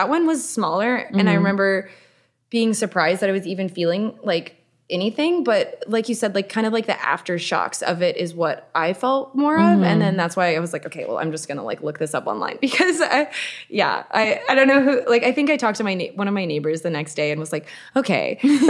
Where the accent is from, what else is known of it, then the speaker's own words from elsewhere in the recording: Arlington, Texas, United States; moved away; I grew up outside of Dallas. It's Arlington, Texas.